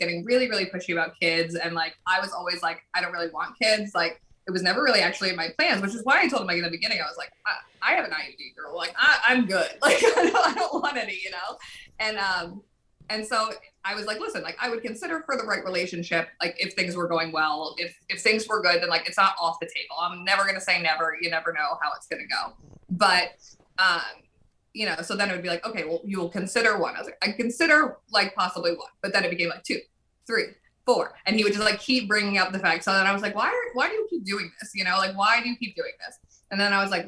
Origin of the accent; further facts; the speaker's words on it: New Jersey, United States; I'm still from Jersey